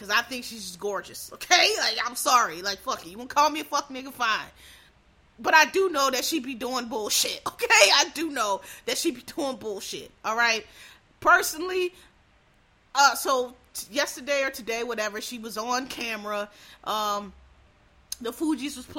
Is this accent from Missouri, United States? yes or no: no; Philadelphia, Pennsylvania, United States; I'm from Philadelphia, born and raised